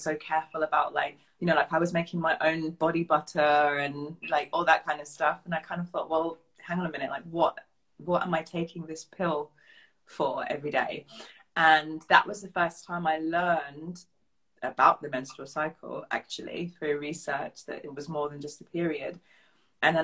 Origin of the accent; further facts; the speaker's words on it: England, United Kingdom; moved away as an adult; now in Bavaria, Germany; I'm a bit more German than I am English at this stage